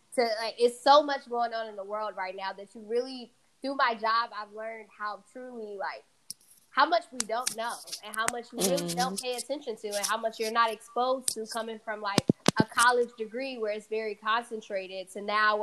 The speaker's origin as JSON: {"language": "English", "town": "Atlanta", "region": "Georgia", "country": "United States", "tie": "born or raised there", "also_born_or_lived": "New York", "first_language": "Fula", "second_language": "English", "moved": "yes", "said": "I grew up in Atlanta, Georgia. Originally born in New York"}